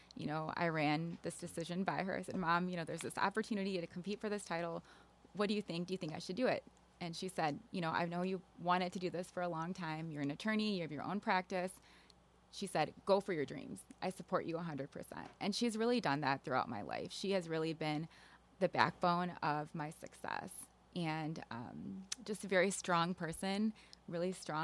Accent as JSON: {"language": "English", "town": "Naperville", "region": "Illinois", "country": "United States", "tie": "born or raised there", "said": "I grew up in the Naperville area"}